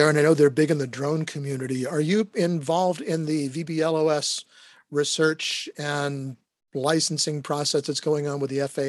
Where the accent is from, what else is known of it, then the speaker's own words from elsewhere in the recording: Jacksonville, Florida, United States; So we're pretty familiar with that process, at least here in my hometown.